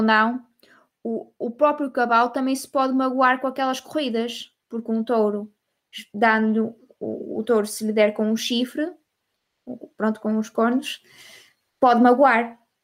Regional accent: Portugal; eu sendo portuguesa

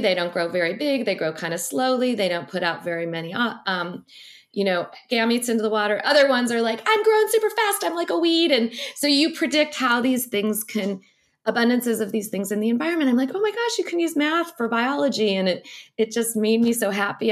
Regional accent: St. Louis, Missouri, United States; I grew up very landlocked in Saint Louis, Missouri.

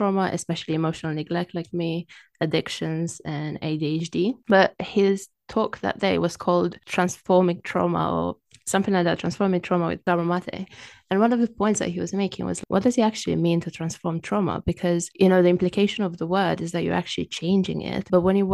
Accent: Romania; English is a second language; moved away as an adult; now in London, United Kingdom; as you can tell from my accent, I wasn't born in the UK. I'm originally from Romania and I've lived in the UK for about 16, 17 years

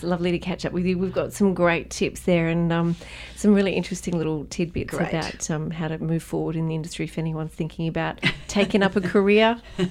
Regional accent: Tamworth, New South Wales, Australia; yes, I am a country music singer and I'm from Tamworth.

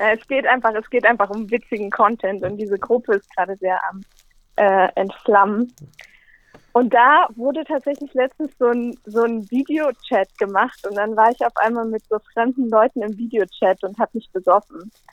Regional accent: Berlin, Germany; also born or lived in Linz; ich komme aus Berlin

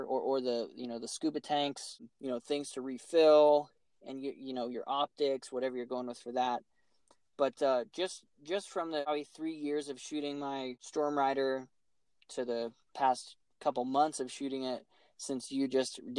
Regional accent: Colorado, United States; I was born in Colorado

